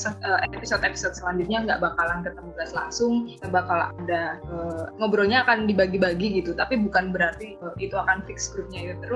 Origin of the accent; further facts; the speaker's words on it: Bali, Indonesia; accent: Bali; logat Bali gue ya, belum semuanya ya.